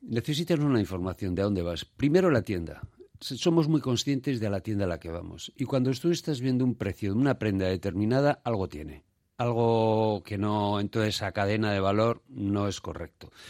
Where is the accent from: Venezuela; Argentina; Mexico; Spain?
Spain; Basque Country; somos una sociedad en general solidaria, hablo de Euskadi